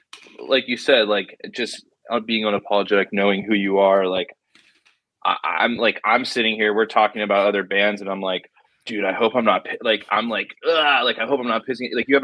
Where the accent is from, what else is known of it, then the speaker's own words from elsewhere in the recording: Southern California, United States; growing up in Southern California.